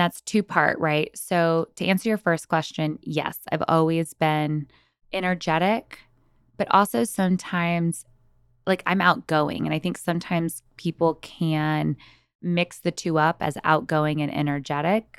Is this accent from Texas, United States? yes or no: yes; San Antonio, Texas, United States; moved away as an adult; now in Los Angeles, United States; born and raised in San Antonio, Texas.